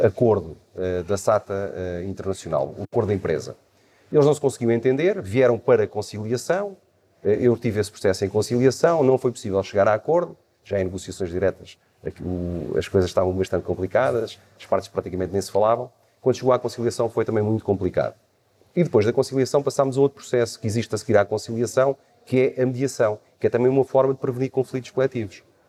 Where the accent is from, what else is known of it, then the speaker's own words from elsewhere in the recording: Setúbal, Portugal; nasci em Subal no dia 26 de agosto de 1972